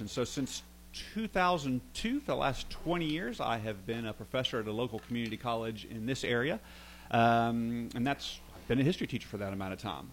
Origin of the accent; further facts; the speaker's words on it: Franklin, Tennessee, United States; also born or lived in Nashville, Tennessee / Tuscaloosa, Alabama; I was born in Nashville, grew up in Franklin, Tennessee, south of south of the city there.